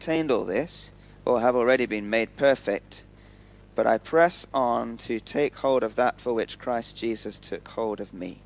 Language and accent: English; United Kingdom; now in Pakistan; we're British, and God's taken us to Pakistan.